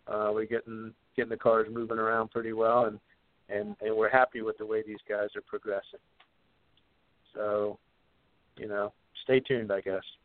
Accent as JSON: {"language": "English", "region": "Virginia", "country": "United States", "said": "I'm from Virginia"}